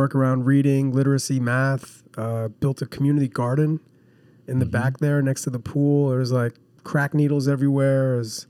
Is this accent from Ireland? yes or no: no; New Jersey, United States; I grew up in New Jersey.